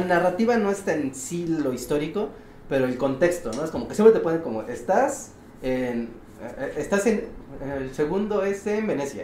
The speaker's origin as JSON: {"language": "Spanish", "region": "Mexico City", "country": "Mexico", "said": "siendo chilango"}